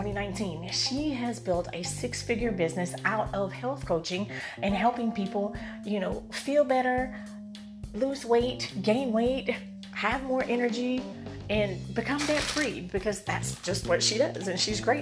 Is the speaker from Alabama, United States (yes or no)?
yes; Alabama, United States; moved away as an adult; now in San Diego, United States; I am in my home state. I had lived here for close to 40 years of my life